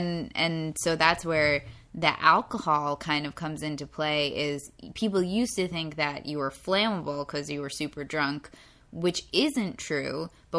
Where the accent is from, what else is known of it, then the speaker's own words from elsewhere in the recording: Ireland; I'm Irish, so we can be racist against Irish people.